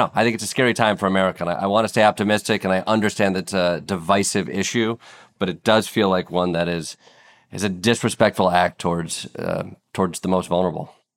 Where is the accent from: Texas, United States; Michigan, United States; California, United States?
Michigan, United States; Kalamazoo; I grew up in Kalamazoo, Michigan